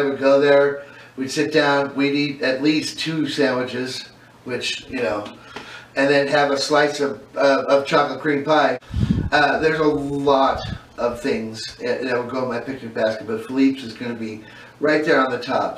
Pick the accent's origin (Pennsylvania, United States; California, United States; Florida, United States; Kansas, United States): California, United States; as a Californian